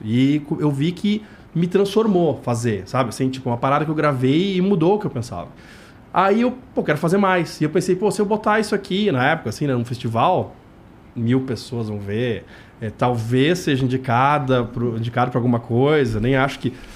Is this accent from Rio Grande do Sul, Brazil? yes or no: yes; Rio Grande do Sul, Brazil; moved away; eu sou do Rio Grande do Sul, cara, e lá é muito normal esse tipo de nome